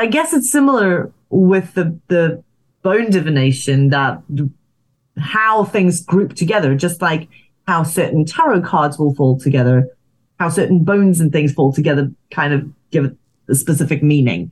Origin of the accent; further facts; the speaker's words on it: Zimbabwe; moved away; also born or lived in South Africa; I grew up in Zimbabwe